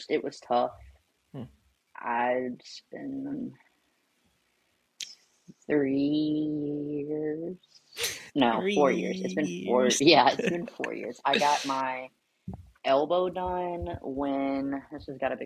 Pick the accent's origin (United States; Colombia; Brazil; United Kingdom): United States; Alabama; also born or lived in South Carolina; I was born in Alabama. I was born and raised here